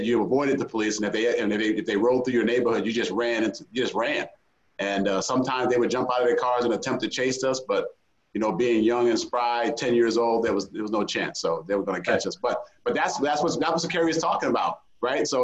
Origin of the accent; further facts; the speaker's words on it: Suffolk County, Long Island, New York, United States; I grew up in Suffolk County, Long Island, New York